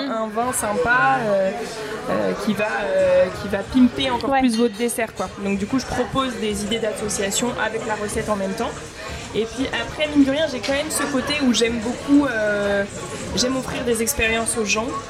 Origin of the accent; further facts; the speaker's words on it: Paris, Île-de-France, France; also born or lived in Bordeaux; je suis retournée chez moi à Paris